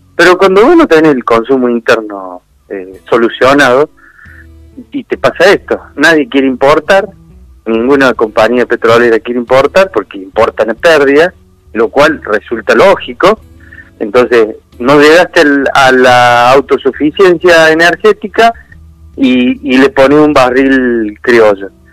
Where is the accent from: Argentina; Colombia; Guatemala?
Argentina; nosotros como argentinos